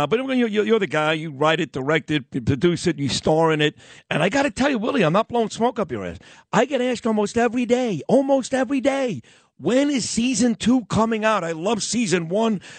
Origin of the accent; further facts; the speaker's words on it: New York City, New York, United States; also born or lived in Manhattan / Queens / Tenafly, New Jersey / Boca Raton, Florida; I'm a Brooklyn kid, and uh, especially the 70s and 80s growing up in Brooklyn. That was my whole life.